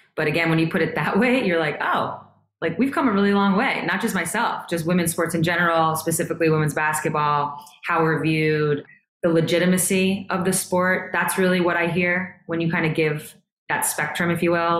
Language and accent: English; New York, United States; I'm from New York